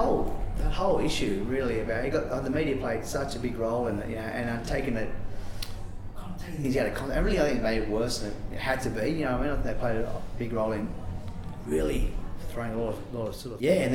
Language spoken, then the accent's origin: English; Sydney, New South Wales, Australia; growing up in Maroubra